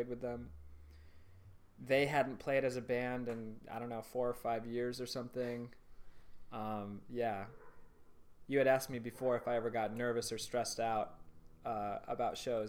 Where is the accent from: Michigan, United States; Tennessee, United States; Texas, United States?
Michigan, United States; moved away; also born or lived in Chicago; the town that I grew up in Michigan